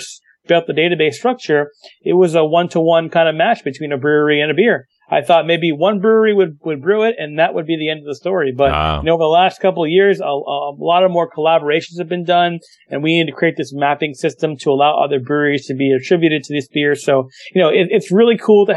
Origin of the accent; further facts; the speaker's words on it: New York City, New York, United States; I'm from New York City